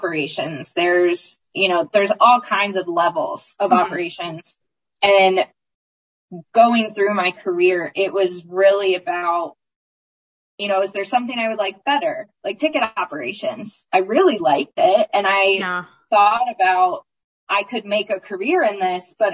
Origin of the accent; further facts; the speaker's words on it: Maryland, United States; moved away; also born or lived in Indiana / Oklahoma / Texas; I love Maryland. I'm from Maryland